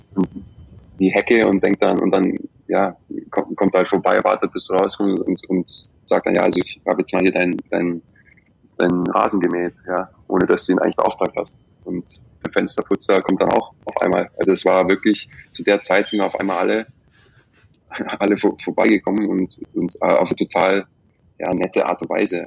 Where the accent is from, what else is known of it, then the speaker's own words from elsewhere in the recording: Germany; moved away as an adult; now in England; wie ich es gewöhnt bin aus Deutschland